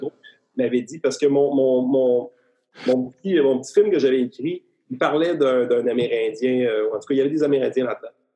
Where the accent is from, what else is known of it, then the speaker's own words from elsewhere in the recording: Beauce, Quebec, Canada; je viens de la Bosse